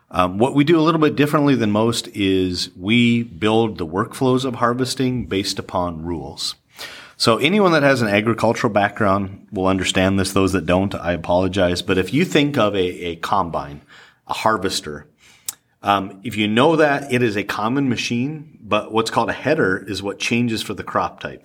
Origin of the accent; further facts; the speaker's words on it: the Dakotas, United States; born and raised in the Dakotas.